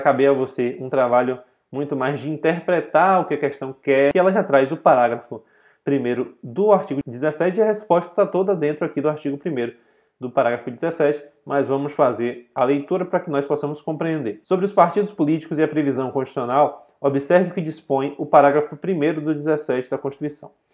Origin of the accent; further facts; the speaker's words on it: Brazil; sou brasileiro nato, mas eu não pedi para ser brasileiro nato. Quando eu nasci, eu já nasci brasileiro nato